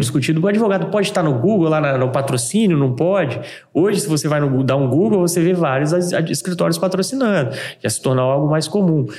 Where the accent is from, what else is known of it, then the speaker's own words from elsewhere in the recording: Vila Velha, Espírito Santo, Brazil; eu sou de Vila Velha